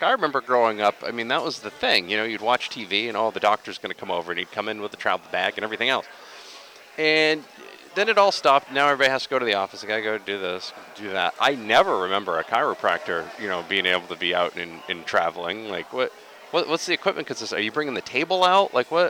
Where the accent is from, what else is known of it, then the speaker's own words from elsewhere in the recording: Dixfield, Maine, United States; yes, I grew up in Dixfield, yeah.